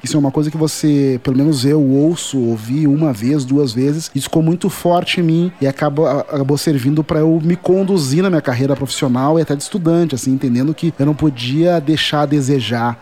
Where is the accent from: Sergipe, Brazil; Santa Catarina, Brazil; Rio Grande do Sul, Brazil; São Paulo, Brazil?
Rio Grande do Sul, Brazil; Porto Alegre; eu sou de Porto Alegre, capital do Rio Grande do Sul, e isso já diz muita coisa da minha formação, principalmente porque o lugar em que eu nasci